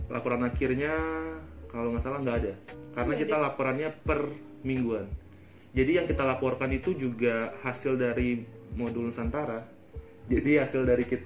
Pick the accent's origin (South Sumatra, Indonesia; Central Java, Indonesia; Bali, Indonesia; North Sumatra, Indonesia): Bali, Indonesia; Dan aku dari Bali jadi ya